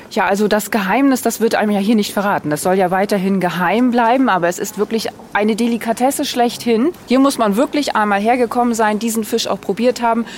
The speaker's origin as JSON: {"language": "German", "town": "Stralsund", "region": "Mecklenburg-Vorpommern", "country": "Germany", "said": "Hier bei uns in Stralsund"}